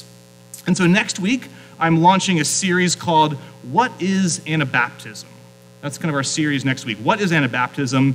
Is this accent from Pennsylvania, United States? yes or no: yes; South Central Pennsylvania, United States; moved away as an adult; also born or lived in New England; now in Phoenix, United States; I grew up in South Central Pennsylvania.